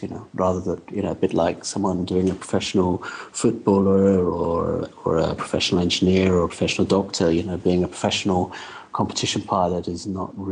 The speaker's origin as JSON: {"language": "English", "country": "United Kingdom", "said": "being British at the time"}